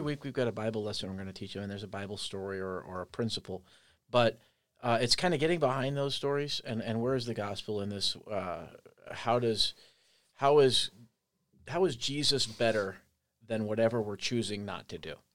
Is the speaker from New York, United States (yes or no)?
no; Andover, Kansas, United States; moved away; also born or lived in Colorado Springs, Colorado / Omaha, Nebraska / Ames, Iowa; I am from Andover, Kansas